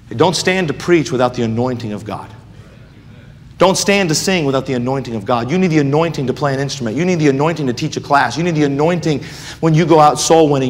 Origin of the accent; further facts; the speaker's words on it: United States; we as American Christians